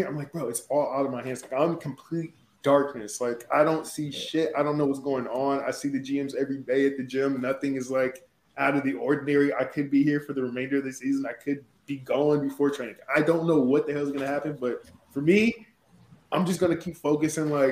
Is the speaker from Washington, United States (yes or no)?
yes; Salmon Creek, Washington, United States; I'm from Salmon Creek